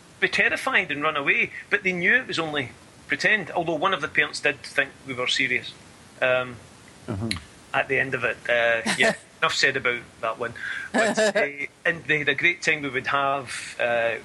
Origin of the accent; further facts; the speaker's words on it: Scotland, United Kingdom; growing up in Scotland